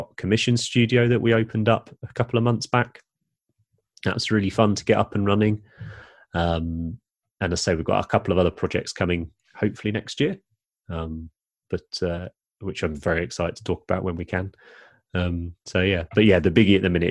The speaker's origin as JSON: {"language": "English", "region": "England", "country": "United Kingdom", "said": "we are English"}